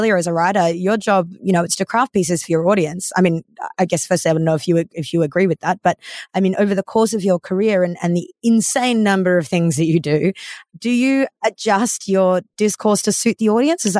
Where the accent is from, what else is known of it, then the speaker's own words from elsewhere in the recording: Australia; also born or lived in Singapore; I was born in Singapore, but I've been in Australia since I was three. So I was always raised within the sort of Australian context. But my parents, mum's from New Zealand, dad's from Mexico.